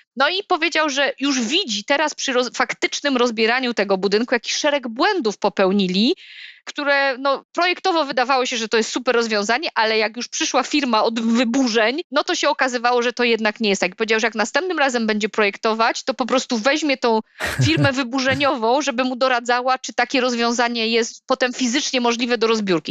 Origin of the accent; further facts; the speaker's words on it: Silesian Voivodeship, Poland; u nas na Śląsku